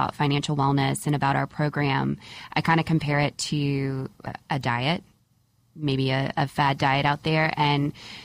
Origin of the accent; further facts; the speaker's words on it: Alabama, United States; growing up in Alabama